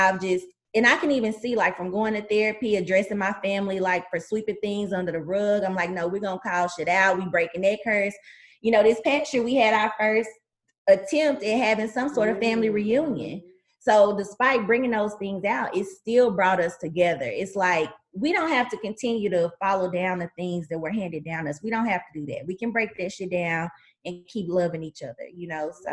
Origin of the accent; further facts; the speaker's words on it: Tyler, Texas, United States; I grew up in Tyler, Texas.